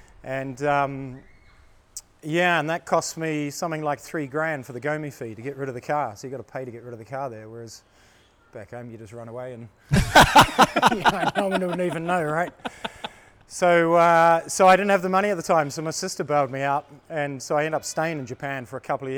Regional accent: Christchurch, Canterbury, New Zealand; moved away; also born or lived in Auckland, New Zealand; I was in Auckland, actually. I'm from Christchurch originally in New Zealand, which is the South Island.

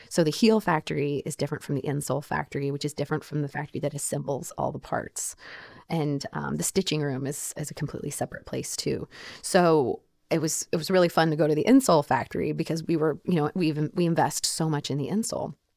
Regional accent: Oklahoma, United States; moved away; the store where I grew up in Oklahoma

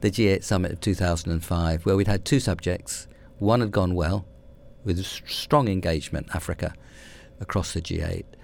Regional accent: London, United Kingdom; also born or lived in Hammersmith, London; I grew up in West London, uh, a bit of West London called Brentford, having been born about three miles further to the centre. uh, in a place called Hammersmith.

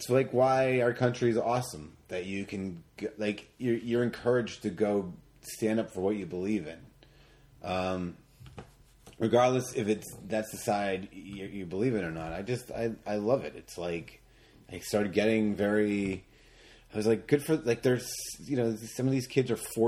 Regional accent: Atlantic Northeast, United States; we're from the Atlantic Northeast?

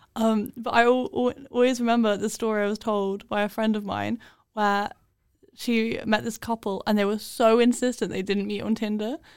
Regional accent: London, United Kingdom; accent: British; moved away; we're from London.

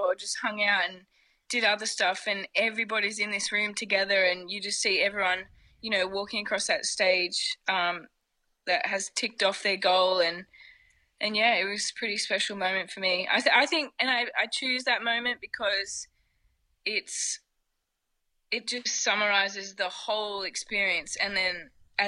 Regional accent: Australia; moved away as an adult; being Australian and coming from the other side of the world

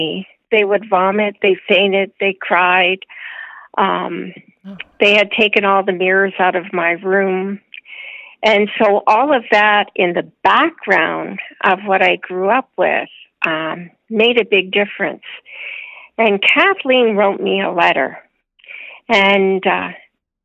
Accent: Windsor, Ontario, Canada; I grew up in outside of Windsor, Ontario, on a farm.

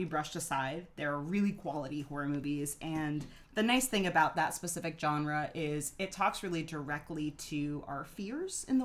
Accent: Boston, Massachusetts, United States; moved away; also born or lived in San Luis Obispo; I'm from Boston

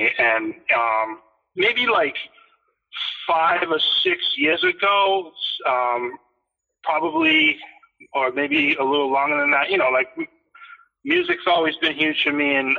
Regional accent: Boston, Massachusetts, United States; Yeah, I mean, it definitely is. Like, Boston's got it, especially like sneakers.

